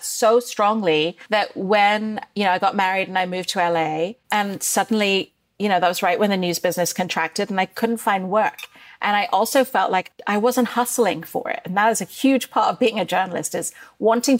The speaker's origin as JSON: {"language": "English", "region": "Dubai", "country": "United Arab Emirates", "tie": "born or raised there", "also_born_or_lived": "Bombay, India / Northwestern University, United States", "moved": "yes", "said": "I grew up in Dubai during the first Gulf War"}